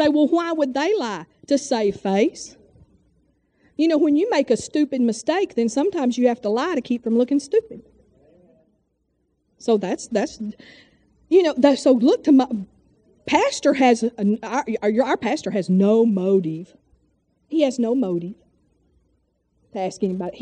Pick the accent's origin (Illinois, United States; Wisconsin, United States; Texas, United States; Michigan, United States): Texas, United States; moved away; we're from Texas